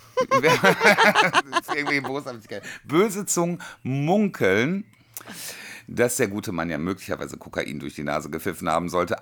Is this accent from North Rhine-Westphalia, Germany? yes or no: yes; North Rhine-Westphalia, Germany; Bei uns in NRW